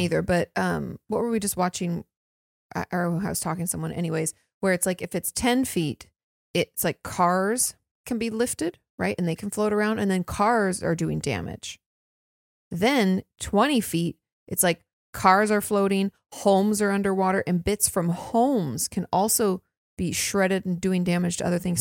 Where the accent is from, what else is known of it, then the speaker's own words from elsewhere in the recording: Washington, United States; moved away; I grew up in Washington State. Land of the trees.